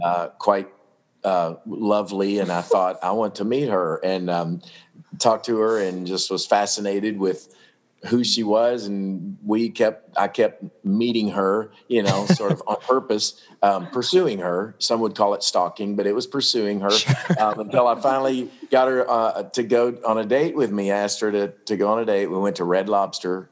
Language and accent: English; Paducah, Kentucky, United States; Olivet Baptist Church, where I grew up in in Paducah